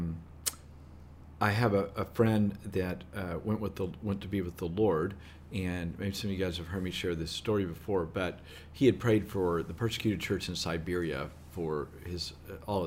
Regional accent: Southeast Texas, United States; accent: Southeast Texas vernacular; This is Southeast Texas vernacular

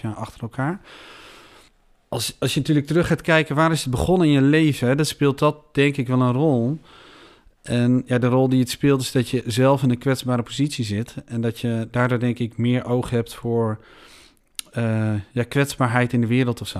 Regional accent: Veenendaal, Utrecht, Netherlands; We zitten hier in Senedal, ik ben hier geboren. Ik heb hier mijn hele leven gewoond.

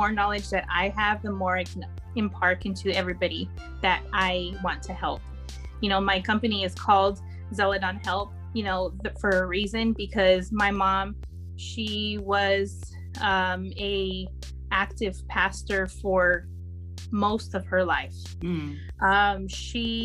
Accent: California and Arkansas, United States; I was born in California. I say I'm born and raised in California and Arkansas, because Arkansas is my home.

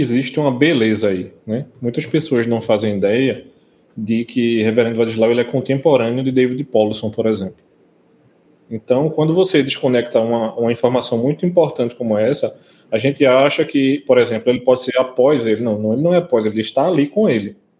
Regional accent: Brazil; a gente, como brasileiro

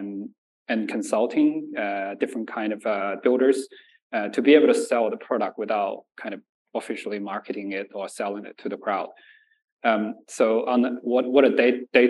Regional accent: Nanjing, Jiangsu, China; also born or lived in Shanxi; now in Australia; I was born in Shanxi and raised in Nanjing.

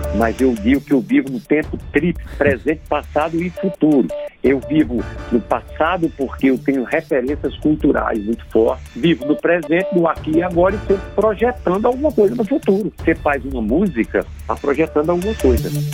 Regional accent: Pernambuco, Brazil; moved away; Morei em São na minha terra, entre o Agreste e Sertão de Pernambuco

